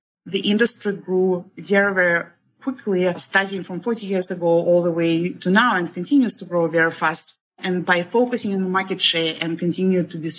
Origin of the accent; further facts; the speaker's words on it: Russia; moved away as an adult; now in United States; I'm originally from Russia. So I moved initially in 1998, and that was in the middle of internet bubble.